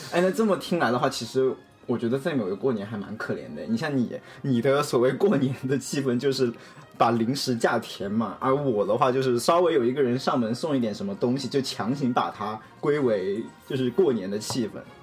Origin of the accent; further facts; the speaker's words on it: Hunan, China; now in California, United States; 我是湖南人嘛